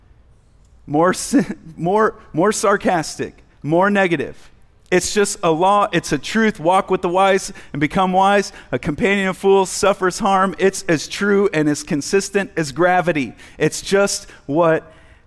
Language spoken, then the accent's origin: English; United States; just being an American male